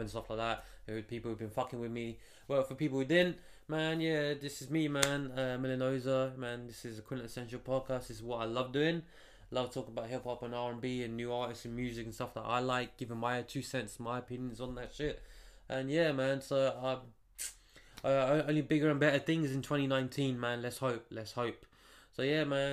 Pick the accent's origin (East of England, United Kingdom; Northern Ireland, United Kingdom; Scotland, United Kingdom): East of England, United Kingdom; Stevenage; I'm from Stevenage in the UK, you know, just outside of London